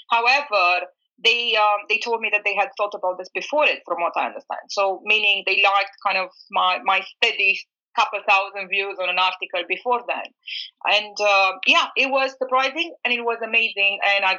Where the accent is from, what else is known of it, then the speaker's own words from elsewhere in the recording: Bucharest, Romania; also born or lived in New York, United States; I was born in Bucharest. I was raised in between New York and Bucharest.